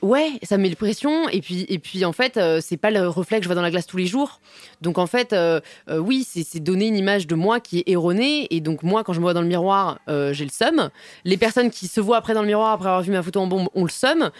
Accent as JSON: {"language": "French", "town": "Paris", "region": "Île-de-France", "country": "France", "tie": "born or raised there", "said": "j'ai grandi à Paris, je suis parisienne euh, de toujours."}